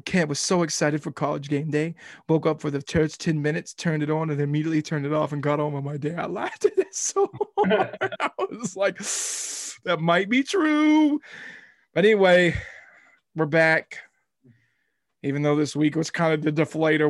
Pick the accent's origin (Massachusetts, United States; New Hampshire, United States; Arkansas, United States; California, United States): Arkansas, United States; we're from Arkansas